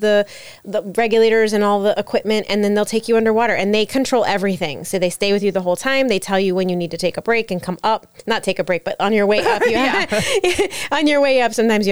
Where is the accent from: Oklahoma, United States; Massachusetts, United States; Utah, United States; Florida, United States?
Florida, United States; New Port Richey; I grew up in Newport Richey.